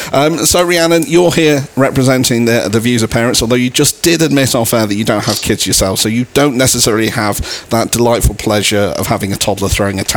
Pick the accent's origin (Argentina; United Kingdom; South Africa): United Kingdom; Chester, North West England; my hometown in Chester